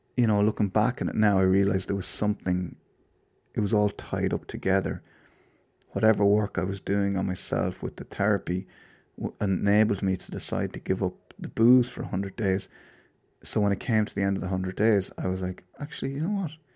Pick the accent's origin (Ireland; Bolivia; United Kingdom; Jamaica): Ireland; I'm Irish